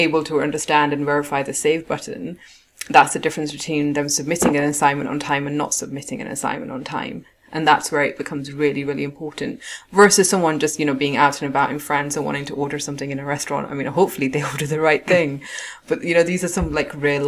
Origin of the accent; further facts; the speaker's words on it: Pakistan; I'm Pakistani